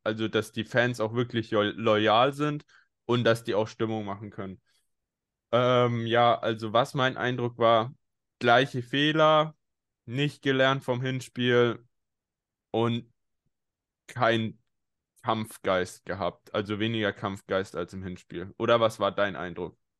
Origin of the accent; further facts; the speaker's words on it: Bayreuth, Bavaria, Germany; now in Berlin, Germany; Ich komme ja aus Bayreuth ursprünglich, bin ja nur zugezogener in Berlin.